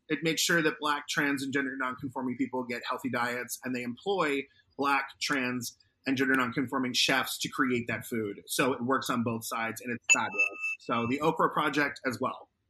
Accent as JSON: {"language": "English", "region": "Arizona", "country": "United States", "tie": "born or raised there", "moved": "yes", "lives_now": "New York, United States", "said": "my home state of Arizona"}